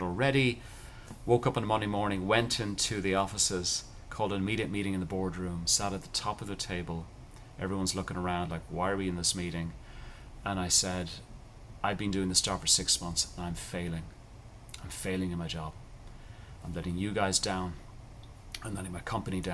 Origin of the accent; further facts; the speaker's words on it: Ireland; I grew up in Ireland, cultural thing, people are very nice to each other